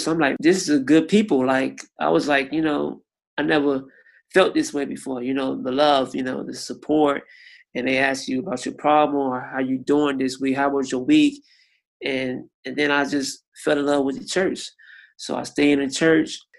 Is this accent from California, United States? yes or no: no; Miami, Florida, United States; I'm from Miami, Florida, and I'm 33 years old